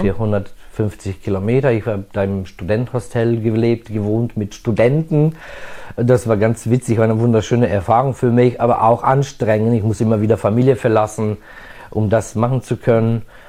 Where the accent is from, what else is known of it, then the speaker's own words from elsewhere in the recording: Novi Sad, Vojvodina, Serbia; moved away as an adult; also born or lived in Budapest, Hungary; now in Germany; ich bin in Budapest in Ungarn geboren und hier im Novi Sad groß geworden.